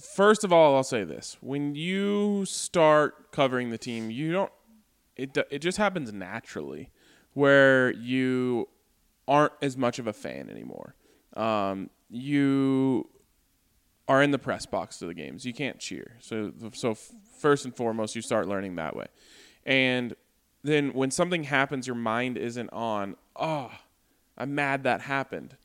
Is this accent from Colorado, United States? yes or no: yes; Colorado, United States; I was born and raised in Colorado